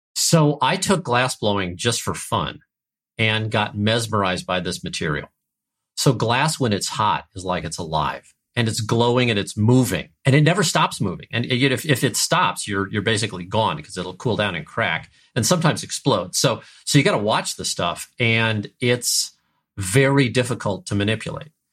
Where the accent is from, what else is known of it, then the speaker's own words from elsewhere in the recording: St. Louis, Missouri, United States; I grew up in Saint Louis, Missouri